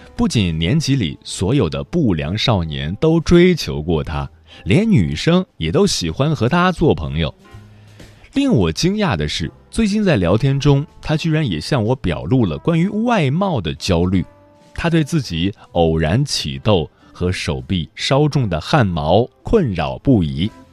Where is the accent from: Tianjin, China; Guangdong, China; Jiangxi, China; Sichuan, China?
Tianjin, China; 我是天津人